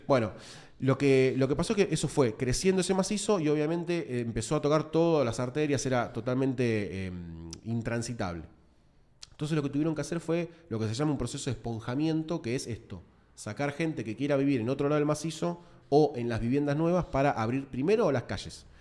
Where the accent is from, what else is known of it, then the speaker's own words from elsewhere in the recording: Buenos Aires, Argentina; yo soy de Matadero, Lugano